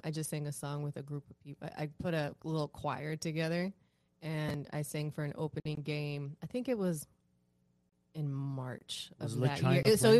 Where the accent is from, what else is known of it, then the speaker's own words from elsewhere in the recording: Cleveland, Ohio, United States; moved away as an adult; also born or lived in Sacramento, California / Florida; now in Los Angeles, United States; I was born in Sacramento, but I was raised in Cleveland. I lived in Cleveland since I was 9. Actually, we went back and forth between Ohio and California when I was younger a lot.